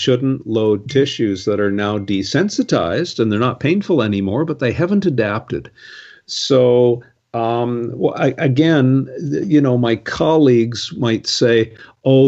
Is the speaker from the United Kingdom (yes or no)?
no; Canada; I'm a Canadian, I love Canada